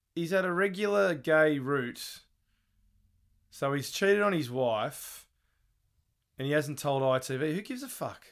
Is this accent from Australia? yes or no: yes; Australia; now in New Zealand; as an Australian living in New Zealand